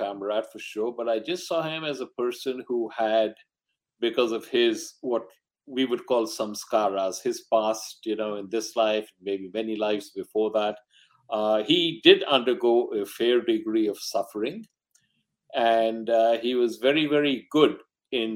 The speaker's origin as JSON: {"language": "English", "town": "Mumbai", "region": "Maharashtra", "country": "India", "tie": "born there", "also_born_or_lived": "Delhi / Calcutta / Rangoon / Ahmedabad", "said": "I was born in Bombay, now Mumbai. And I had my early education all over North India because my father was in the government service."}